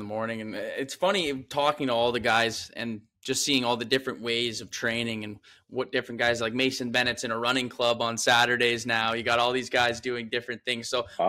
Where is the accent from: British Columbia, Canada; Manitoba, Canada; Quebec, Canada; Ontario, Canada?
Ontario, Canada; Ottawa Valley; I'm from the Ottawa Valley where shawarma is like a pizza there.